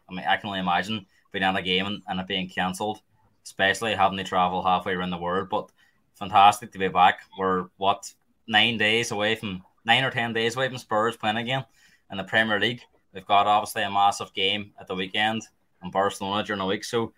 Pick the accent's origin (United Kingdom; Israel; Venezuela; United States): United Kingdom; Derry, Northern Ireland; like being from Ireland, massive achievement. My hometown, Derry City